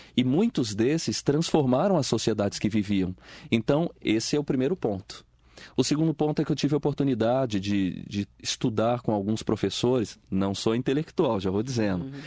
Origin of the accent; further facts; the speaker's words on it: Espírito Santo, Brazil; now in Mogi das Cruzes, Brazil; eu venho lá do Espírito Santo, nasci lá, né? Vim para Mogi das Cruzes, estou aqui há quase 25 anos